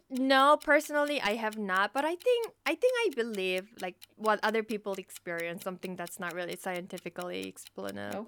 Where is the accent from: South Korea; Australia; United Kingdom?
South Korea; first language Korean; English is a second language; moved away as an adult; now in United States; I'm from Korea. I moved to the States about ten years ago